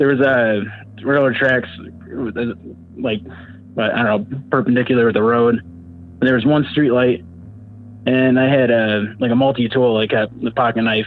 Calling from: New York, United States; I'm calling from New York.

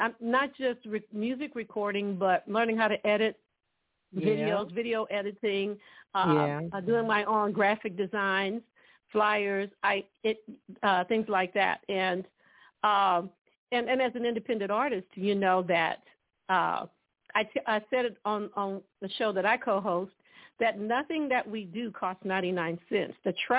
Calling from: Dallas, Texas, United States; From Dallas, Texas.

